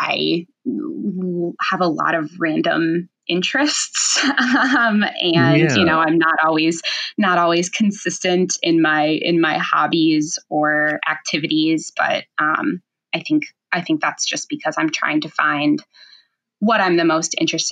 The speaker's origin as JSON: {"language": "English", "town": "Rochester", "region": "Minnesota", "country": "United States", "tie": "born or raised there", "said": "I grew up in Rochester, which is obviously home of the Mayo Clinic."}